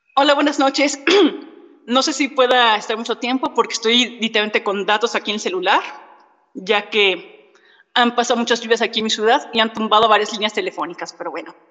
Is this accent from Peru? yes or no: no; Mexico